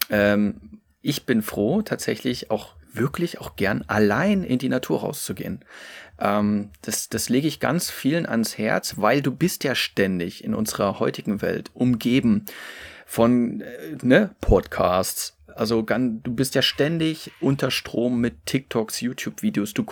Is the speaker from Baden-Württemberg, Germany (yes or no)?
no; Saxony, Germany; also die sächsische Schweiz, wo ich herkomme, das Elbsandsteingebirge wirklich fast ohnegleichen in, in Deutschland und Mitteleuropa ist.